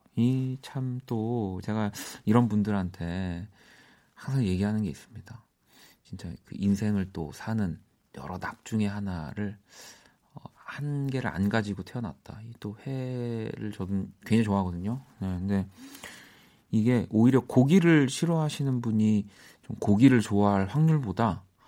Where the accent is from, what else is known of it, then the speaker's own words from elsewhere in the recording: Seoul, South Korea; I'm from 서울.